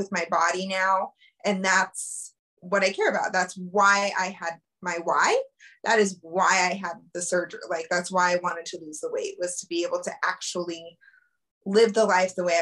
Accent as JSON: {"language": "English", "region": "Colorado", "country": "United States", "tie": "born or raised there", "said": "I born and raised in Colorado, lived here my whole life"}